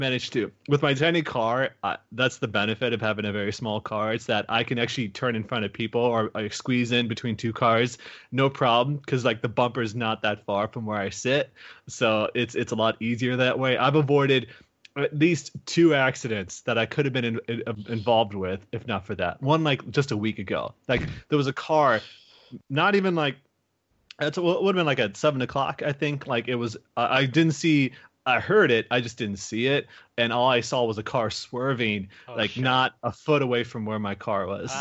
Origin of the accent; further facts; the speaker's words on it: Iowa, United States; now in California, United States; I come from Iowa where it's like we get traffic, but people are pretty, you know, they're very kind